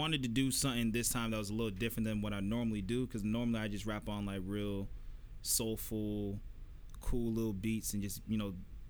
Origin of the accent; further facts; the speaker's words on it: Florida, United States; I'm from Florida